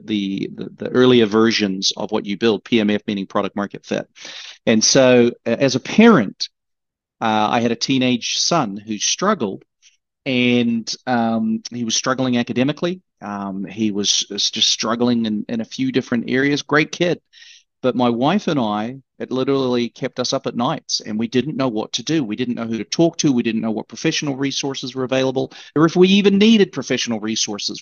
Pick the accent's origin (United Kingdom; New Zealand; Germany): New Zealand; moved away as an adult; now in United States; born and raised in New Zealand and came to the States when I was 22